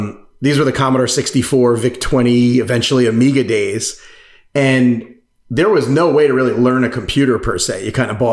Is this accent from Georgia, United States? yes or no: no; Massapequa, New York, United States; I grew up on Long Island, New York, if anyone's familiar with it. Actually a town called Massapequa